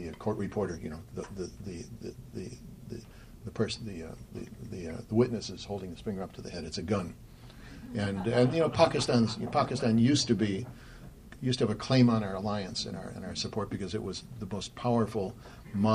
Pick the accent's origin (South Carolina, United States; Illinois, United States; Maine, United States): Illinois, United States; Chicago; where I grew up in Chicago